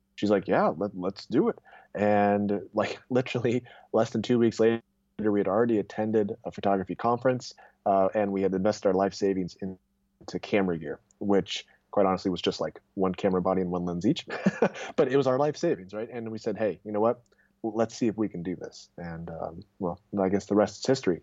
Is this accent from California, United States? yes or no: yes; Irvine, California, United States; also born or lived in Wheaton, Illinois; I was born and raised in Irvine, went to school in Chicago actually out in Wheaton College, but then came back to SoCal